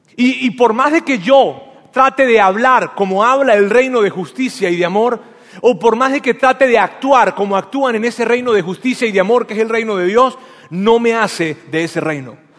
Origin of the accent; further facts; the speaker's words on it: Venezuela; first language Spanish; moved away; yo nací en Venezuela y yo soy venezolano